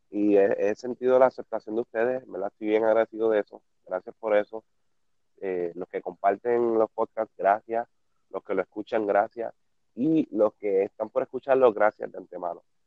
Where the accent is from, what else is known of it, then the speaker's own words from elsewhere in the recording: Peñuelas, Puerto Rico; moved away as an adult; now in Ponce, Puerto Rico; Yo me mudé ahora para Ponce, pero yo era de Peñuela.